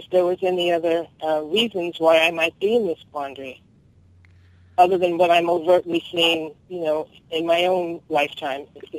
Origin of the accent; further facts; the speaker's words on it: Long Island, New York, United States; now in Hawaii, United States; growing up on Long Island